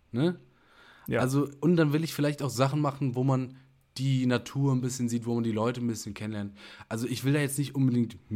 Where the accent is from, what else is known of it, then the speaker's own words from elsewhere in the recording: Germany; Ich nehme das jetzt nicht ein als Deutscher, sondern ich bin wirklich nur kurz hier.